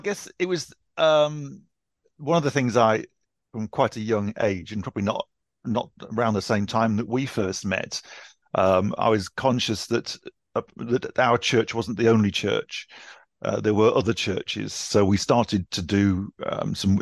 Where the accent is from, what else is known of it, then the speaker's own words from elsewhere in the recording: Newcastle upon Tyne, North East England, United Kingdom; now in Ashford, United Kingdom; I grew up in Newcastle